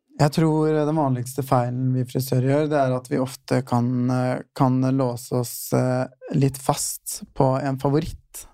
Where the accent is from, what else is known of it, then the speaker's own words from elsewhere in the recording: Fredrikstad, Østfold, Norway; now in Oslo, Norway; flytta hjem eh, rett før jeg tok uh, fagbrevet. Uh, mm. Og så bodde jeg litt hjemme og jobba hjemme